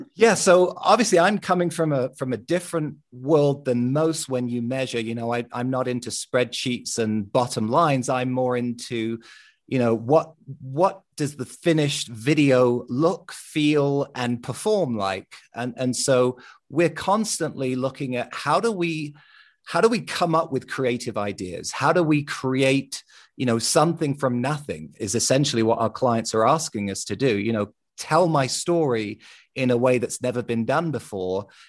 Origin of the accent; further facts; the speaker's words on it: London, United Kingdom; growing up in London